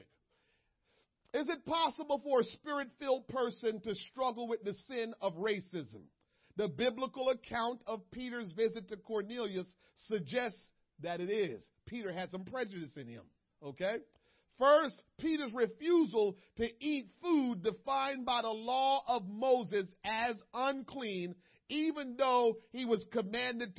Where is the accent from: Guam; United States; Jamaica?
Jamaica; moved away; back home in Jamaica